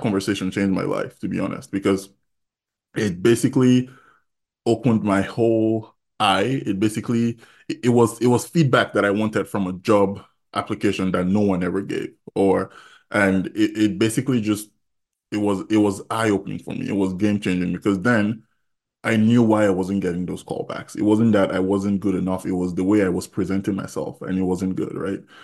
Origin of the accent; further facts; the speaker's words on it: Jos, Plateau, Nigeria; moved away as an adult; also born or lived in Kogi State (ancestry) / Iowa, United States; now in United States; I was born in Jos, went to primary school in Jos, went to secondary school in Jos, Baptist High School